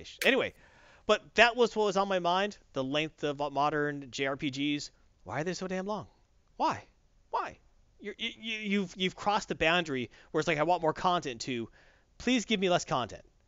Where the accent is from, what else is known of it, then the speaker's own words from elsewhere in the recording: the South, United States; I'm from the South